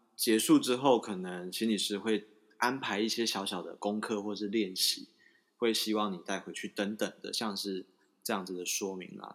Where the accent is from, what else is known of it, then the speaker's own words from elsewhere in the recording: Taiwan; 我们台湾人